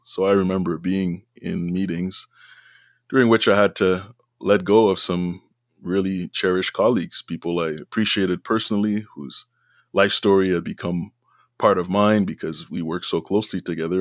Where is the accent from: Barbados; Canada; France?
Canada; Montreal, Quebec; now in Ottawa, Canada; I was born and raised in Montreal, which is in Quebec, a francophone community